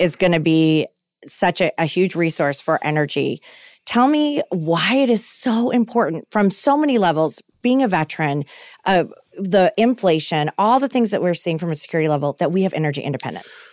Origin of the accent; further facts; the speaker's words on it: Austin, Texas, United States; In Austin, Texas.